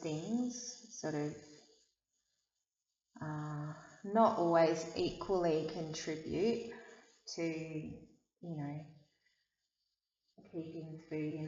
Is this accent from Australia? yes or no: yes; Sydney, New South Wales, Australia; now in Blue Mountains, Australia; I was born on Darug country in Sydney